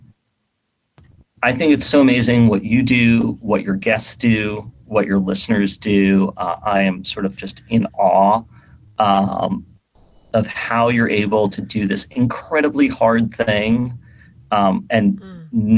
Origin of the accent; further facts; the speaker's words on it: New York City, New York, United States; moved away as an adult; also born or lived in Bay Area / Seattle; I grew up in New York City. I've lived in like New York and the Bay Area and Seattle.